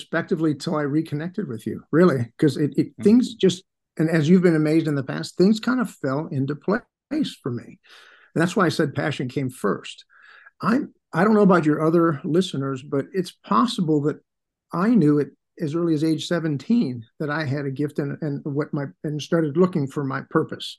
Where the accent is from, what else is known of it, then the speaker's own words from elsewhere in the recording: Chicago, Illinois, United States; I'm an Irish jock growing up on the north side of Chicago